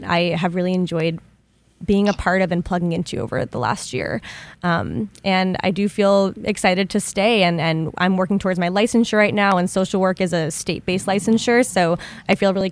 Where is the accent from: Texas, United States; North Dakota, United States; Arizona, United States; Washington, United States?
Arizona, United States; moved away as an adult; now in Michigan, United States; I'm from Arizona, but my parents are from New York